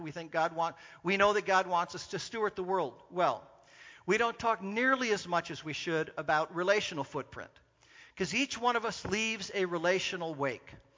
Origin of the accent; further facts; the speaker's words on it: Orange County, California, United States; I grew up in Southern California, in Orange County, California